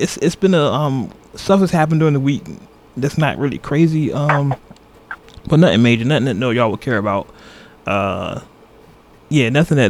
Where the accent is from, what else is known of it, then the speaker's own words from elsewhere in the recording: Oakland, California, United States; y'all know I'm from Oakland